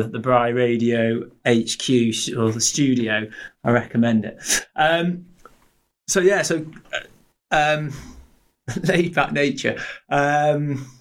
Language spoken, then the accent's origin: English; Blackpool, North West England, United Kingdom; I was lucky growing up in Blackpool